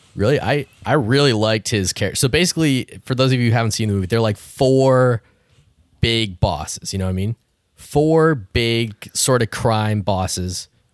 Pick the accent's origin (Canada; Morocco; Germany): Canada; I grew up in Canada